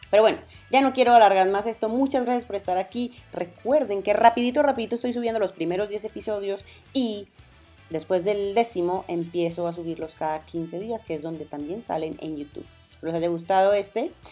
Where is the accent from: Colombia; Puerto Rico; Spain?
Colombia; Medellín, Antioquia; accent: paisa; now in Mexico; Yo soy colombiana, si no lo saben, vivo en México. yo sé, ya perdí mi acento paisa porque además soy de Medellín